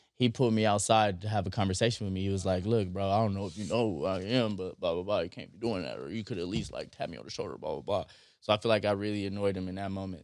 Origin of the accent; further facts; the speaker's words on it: Compton, California, United States; also born or lived in Santa Monica / Venice / North Hollywood / Silver Lake; I was raised in Compton